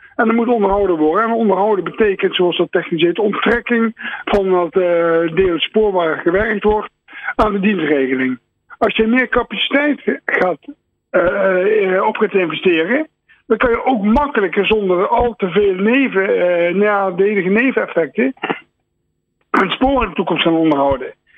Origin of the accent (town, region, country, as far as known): Netherlands